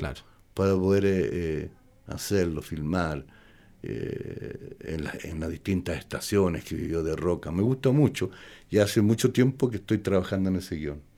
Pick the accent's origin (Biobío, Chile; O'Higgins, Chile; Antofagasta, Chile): O'Higgins, Chile; Palmilla; moved away as an adult; also born or lived in Mexico City, Mexico; yo soy de Palmilla nomás.